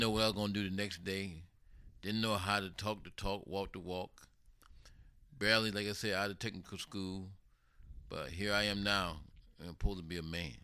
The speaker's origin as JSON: {"language": "English", "town": "Sarasota", "region": "Florida", "country": "United States", "moved": "yes", "said": "here I am, you know, from Sarasota, Florida"}